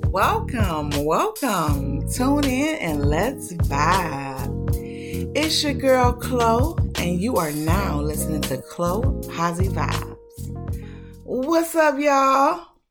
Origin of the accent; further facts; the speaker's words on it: Detroit, Michigan, United States; I was born and raised up in Detroit, Michigan, better known as the D, the three one three.